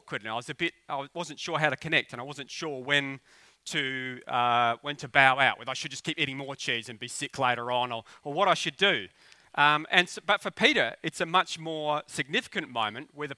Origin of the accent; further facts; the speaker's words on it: Australia; I'm an Aussie bogan